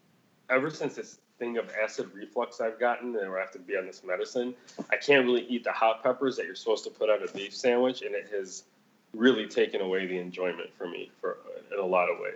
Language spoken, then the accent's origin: English; Chicago, Illinois, United States; Chicago, motherfucker. Like, what did you not understand about that the first 10 times I said that? Like, that's where I was born. That's where I was raised.